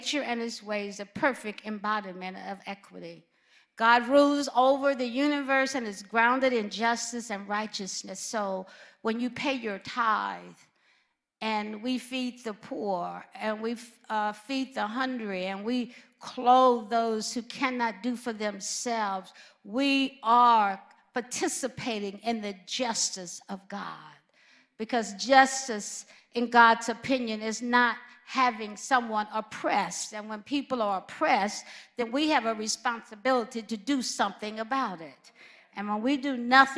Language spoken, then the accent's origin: English; Alabama, United States; moved away; also born or lived in California / Midwest; growing up in Alabama was very painful